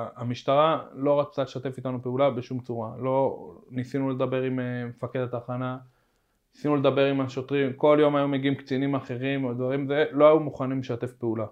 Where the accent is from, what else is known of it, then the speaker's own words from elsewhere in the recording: Jerusalem, Jerusalem District, Israel; also born or lived in Nahalat Shimon, Jerusalem; אני מהר חומה